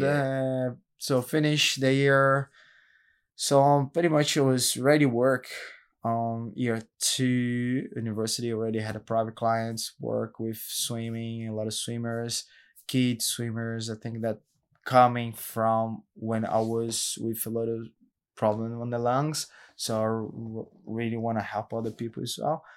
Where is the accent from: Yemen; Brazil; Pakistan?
Brazil; São Paulo; English is a second language; now in Gold Coast, Australia; the suburbs in Brazil, in São Paulo, it's a big city